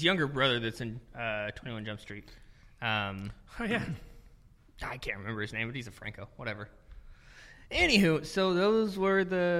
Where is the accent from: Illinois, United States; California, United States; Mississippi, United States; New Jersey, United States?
Mississippi, United States; Well, I'm from Mississippi...